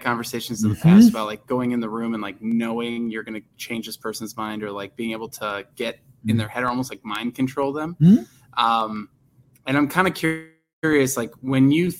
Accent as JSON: {"language": "English", "town": "Arlington Heights", "region": "Illinois", "country": "United States", "tie": "born or raised there", "said": "I grew up in Arlington Heights."}